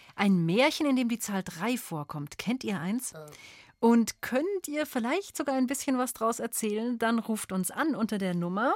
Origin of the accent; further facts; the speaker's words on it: Bavaria, Germany; Bei uns in Bayern